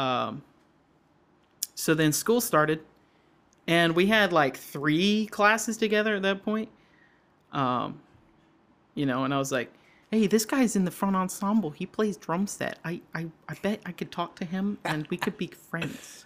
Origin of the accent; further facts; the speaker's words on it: Georgia, United States; now in Wisconsin, United States; We're just like two Georgia dudes